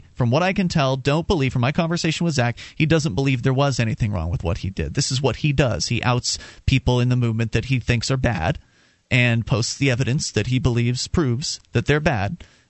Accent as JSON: {"language": "English", "region": "the South", "country": "United States", "tie": "born or raised there", "said": "I grew up in the South."}